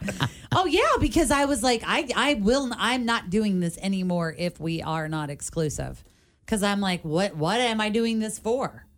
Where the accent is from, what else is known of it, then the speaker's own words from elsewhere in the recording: Covington, Kentucky, United States; I grew up in Covington